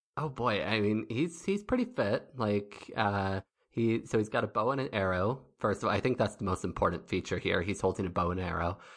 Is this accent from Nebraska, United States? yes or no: yes; Nebraska, United States; I grew up in Nebraska